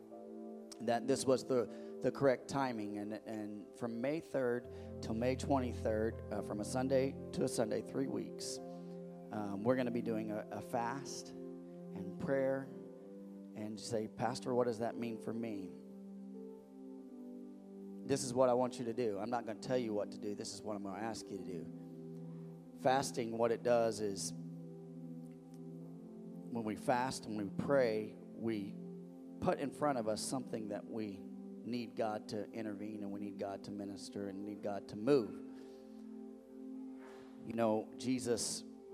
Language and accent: English; Missouri, United States; also born or lived in West Coast; now in Indiana, United States; the place that grew my bones. That's where I was born, in Missouri. So I am a Midwesterner.